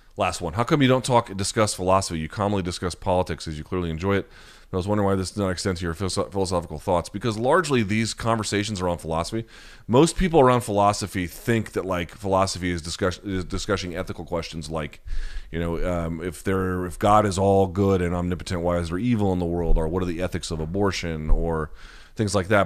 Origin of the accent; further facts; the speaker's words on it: the South, United States; I grew up in the South where all everything revolves around the football programs